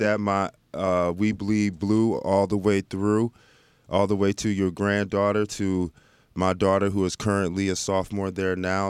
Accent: Dallas, Texas, United States; moved away; I grew up in Dallas

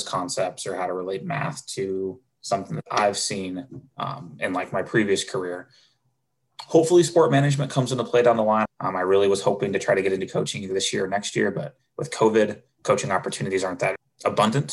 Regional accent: Camas, Washington, United States; moved away as an adult; now in Seattle, United States; I grew up in Camas, very similar to Mercer Island, smaller community

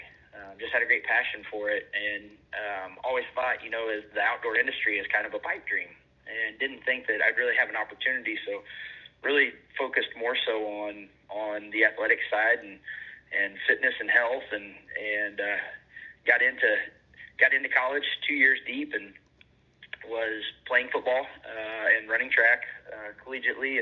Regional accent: northeast Missouri, United States; I grew up in Missouri for the most part, really in the northeast corner of Missouri, on a family

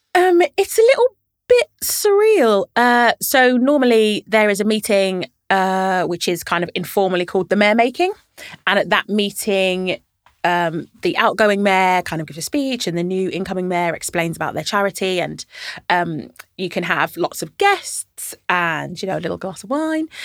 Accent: London, United Kingdom; also born or lived in Birmingham; I grew up in Camden, so I've lived in Camden my whole life

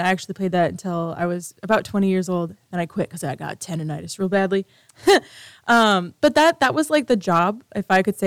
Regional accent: Grand Rapids, Michigan, United States; I am from Michigan. But I'm on the west side of the state, Grand Rapids, Michigan

